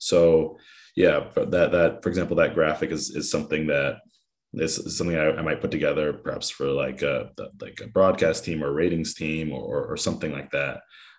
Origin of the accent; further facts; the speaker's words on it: Oakland, California, United States; I grew up in Oakland, California.